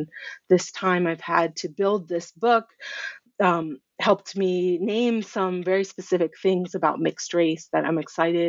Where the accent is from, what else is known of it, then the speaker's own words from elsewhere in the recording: Durham, North Carolina, United States; I grew up in Durham, North Carolina, in a pretty black-white community that was becoming more Latinx. And I think in the context of my family, you know, I grew up as a brown person amongst mostly white people and white friends.